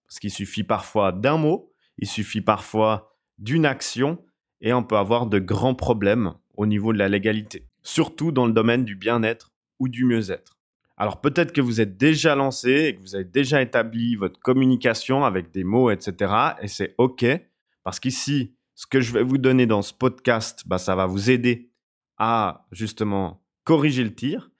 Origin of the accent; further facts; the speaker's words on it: Switzerland; je suis suisse